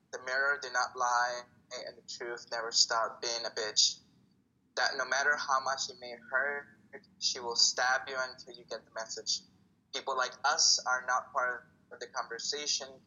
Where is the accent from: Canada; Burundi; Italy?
Italy; born there; also born or lived in El Salvador; Yes, um, so I was born in Italy. My family moved from El Salvador to Italy. Ah. And uh, I learned Italian.